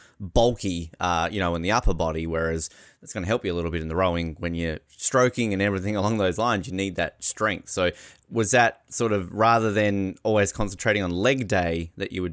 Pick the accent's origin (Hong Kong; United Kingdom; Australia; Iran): Australia; moved away; also born or lived in Victoria, Canada; as an Australian